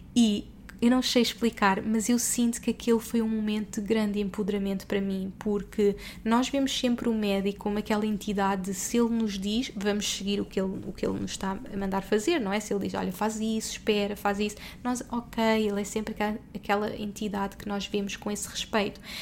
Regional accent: Portugal; moved away as an adult; also born or lived in Dubai; somos portugueses pelo mundo, que estamos há anos fora

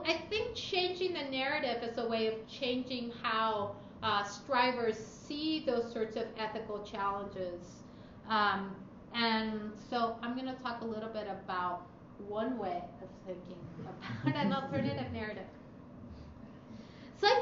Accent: Lima, Peru; moved away; immigrated to Lima, the capital, where I was born. And my mother now lives in Europe. She was an immigrant too.

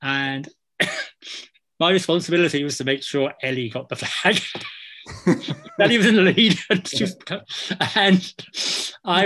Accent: England, United Kingdom; now in Scotland, United Kingdom; I'm not Scottish, I'm English, but I've lived in Scotland long enough

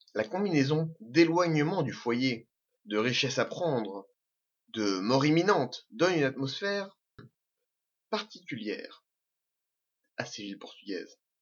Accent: Normandy, France; Je suis normand, je suis pied-noir. Je suis français

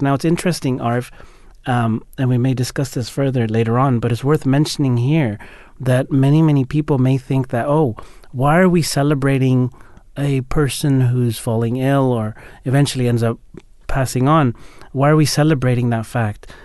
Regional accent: United States; as Ahmadi Muslims growing up in America

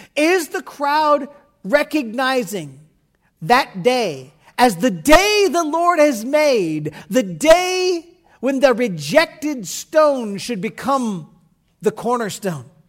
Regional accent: United States; I'm American

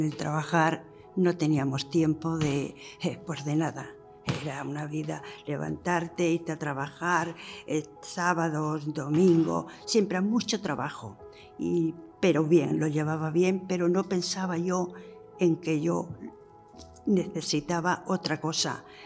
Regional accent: Logrosán, Extremadura, Spain; moved away as an adult; also born or lived in Barcelona; me fui de aquí de Logrosán con 18 años, me fui a Barcelona. He vivido 50 años en Barcelona

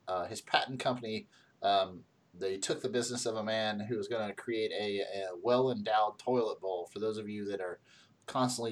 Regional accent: West Virginia, United States; at least three of the four of us were born and raised in West Virginia

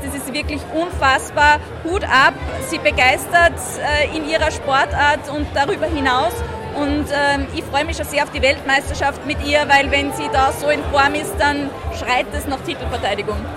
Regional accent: Austria; Österreich bedeutet für mich Heimat

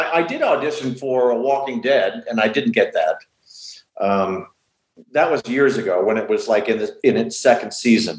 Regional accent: Los Angeles, California, United States; We grew up in Sherman Oaks when it was still all kind of dairy farms and orange orchards.

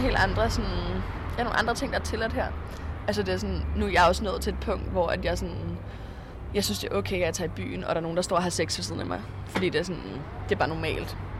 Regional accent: Frederiksberg, Capital Region of Denmark, Denmark; moved away as an adult; now in Berlin, Germany; jeg er 19 år gammel, og jeg kommer fra Frederiksberg

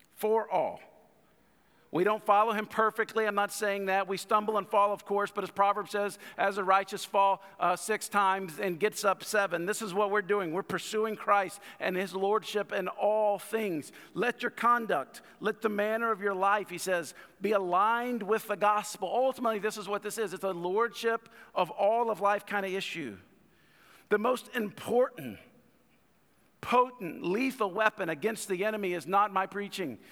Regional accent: United States; I got this pride in the country

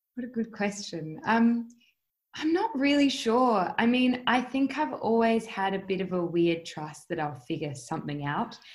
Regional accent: Adelaide, South Australia, Australia; moved away as an adult; also born or lived in United States; growing up in Adelaide and in Australia in general

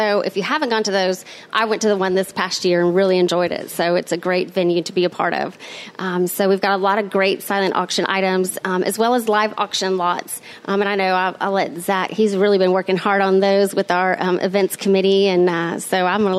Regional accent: Niceville, Florida, United States; From actually Niceville. Yeah. Born and raised.

